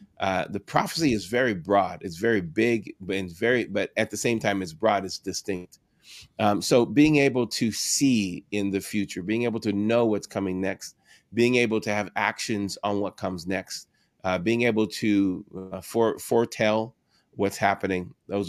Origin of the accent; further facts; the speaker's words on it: San Diego, California, United States; I moved from Orange County in San Diego, actually from San Diego, California, to pastor there, and it was a completely different environment being from San Diego and then being in that area.